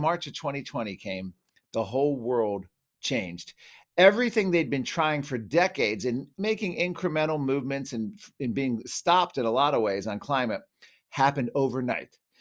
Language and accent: English; Virginia, United States; I grew up in Virginia